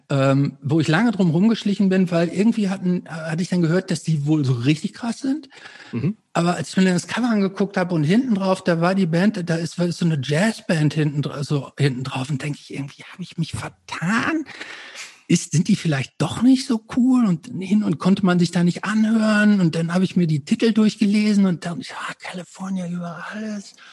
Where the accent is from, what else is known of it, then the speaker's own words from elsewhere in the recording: Hamm, North Rhine-Westphalia, Germany; weil es bei uns in Hamm gab es praktisch das Haus der Schallplatten und es gab noch so einen anderen Schallplattenladen und noch so zwei andere